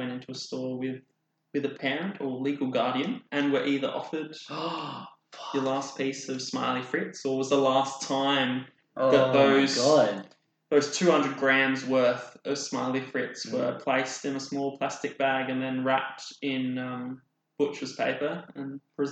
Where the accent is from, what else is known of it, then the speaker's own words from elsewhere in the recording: South Australia, Australia; I'm South Australian